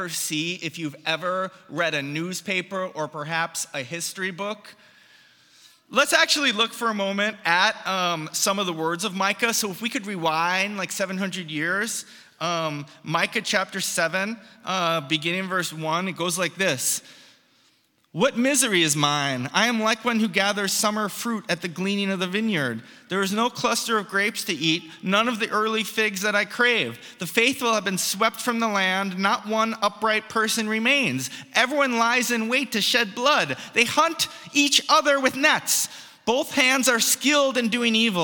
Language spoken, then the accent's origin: English; United States; moved away; I'm an immigrant from the United States